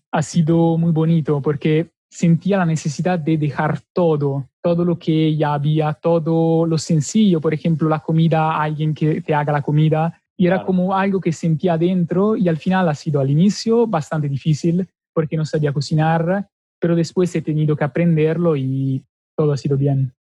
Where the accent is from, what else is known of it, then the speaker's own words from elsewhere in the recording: Milan, Lombardy, Italy; Spanish is a second language; moved away as an adult; Soy del norte, Milano